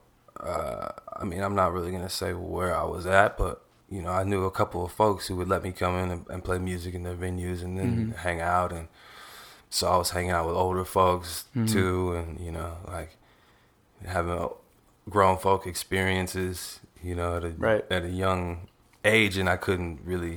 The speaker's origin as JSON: {"language": "English", "town": "Austin", "region": "Texas", "country": "United States", "tie": "born or raised there", "said": "growing up in Austin, I went to that Austin High School down there"}